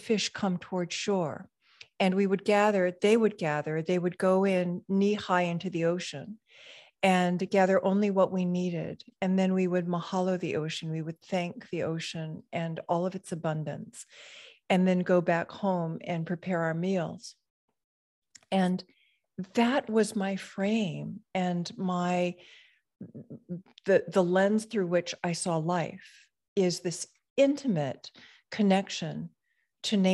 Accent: Hawaii, United States; So I was born in a very, very small rural community in Hawaii, and surrounded by sugarcane fields and plantation workers that were mostly immigrants.

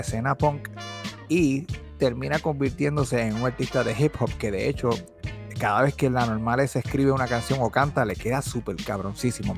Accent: Bayamón, Puerto Rico; … y yo somos los dos de Bayamón, nacidos y criados en Bayamón

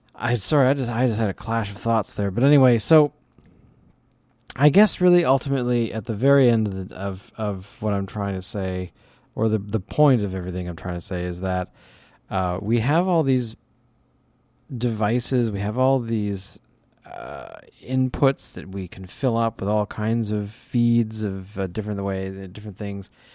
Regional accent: Canada; I'm from Canada

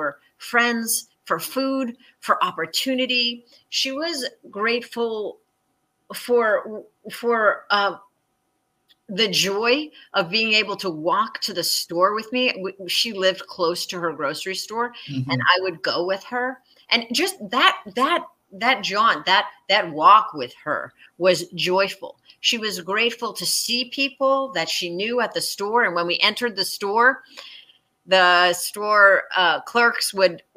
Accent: New York, United States; I was from New York

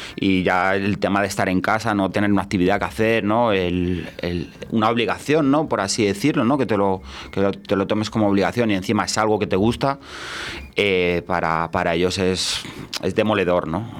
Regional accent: Valladolid, Castile and León, Spain; me he criado aquí en Valladolid

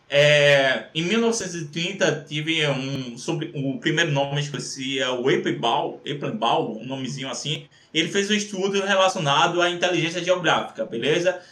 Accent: Recife, Pernambuco, Brazil; eu sou de Recife

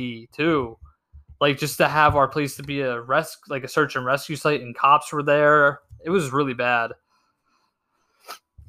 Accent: Pennsylvania, United States; Where am I from? PA

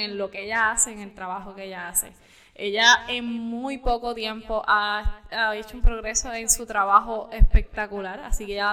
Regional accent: Camuy, Puerto Rico; yo soy de Camuy, casi quebradilla

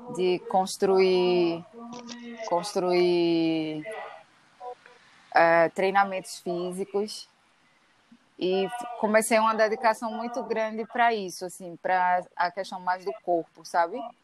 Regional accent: Recife, Pernambuco, Brazil; also born or lived in Caruaru; eu nasci em Caruaru, a família da minha mãe é de Caruaru, mas eu só nasci lá e sempre morei em Recife, assim, vim para cá ainda bebê. Então sou de Recife também

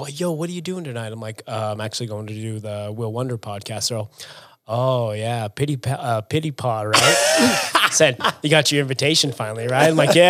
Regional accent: Syracuse, Utah, United States; I grew up in Syracuse, Utah. That's not New York. That's Syracuse.

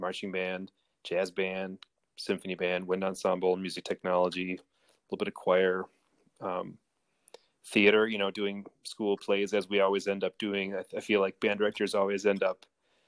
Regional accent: Rochester, Michigan, United States; also born or lived in Royal Oak, Michigan / East Lansing, Michigan; I grew up in Royal Oak and then moved to Rochester and went to Rochester schools

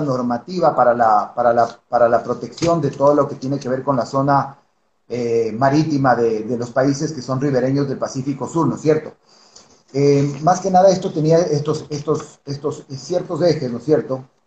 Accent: Ecuador; como ecuatorianos

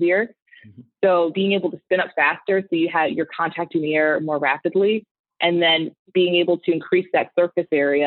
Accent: Maryland, United States; moved away as an adult; now in California, United States; I am born and raised on the East Coast. I grew up in Maryland

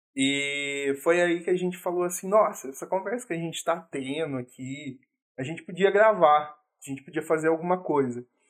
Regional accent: Minas Gerais, Brazil; eu sou mineiro

